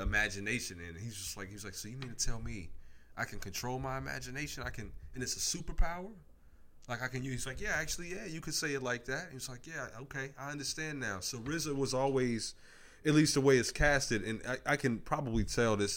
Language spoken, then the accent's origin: English; United States; I'm from Park Hill, not in New York, but Park Hill out west